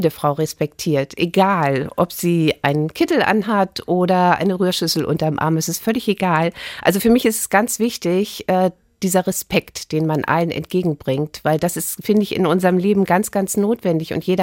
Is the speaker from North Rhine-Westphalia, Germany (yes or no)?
no; Reinfeld, Schleswig-Holstein, Germany; Also ich liebe Schleswig-Holstein, äh, Stormann, äh, meinen Heimatort Rheinfeld. Ich wohne gern dort.